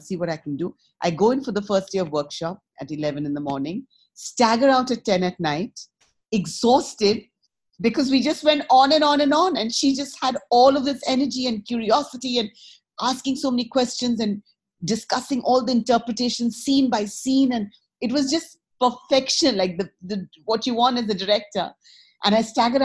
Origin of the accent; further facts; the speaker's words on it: India; moved away as an adult; also born or lived in United States; I grew up in India and then I came and lived in America 30 years and then I came back to India.